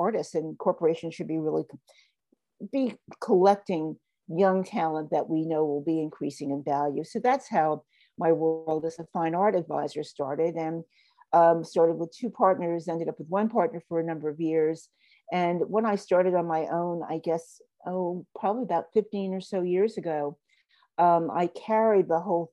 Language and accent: English; New York City, New York, United States; I grew up in New York. I grew up at a wonderful street in Harlem